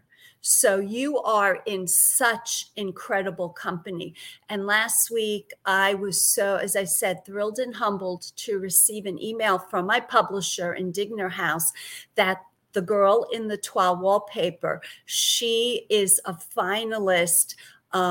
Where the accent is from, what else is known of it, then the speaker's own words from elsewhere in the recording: New York City, New York, United States; accent: Brooklyn; also born or lived in Massachusetts / Connecticut; now in Florida, United States; I grew up in Brooklyn, New York